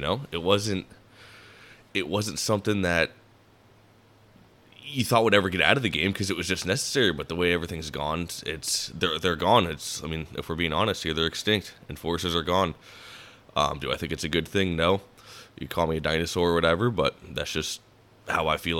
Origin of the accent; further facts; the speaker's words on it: Davenport, Iowa, United States; I was born in 1996, and I was born in Davenport, Iowa, which is part of the Quad Cities.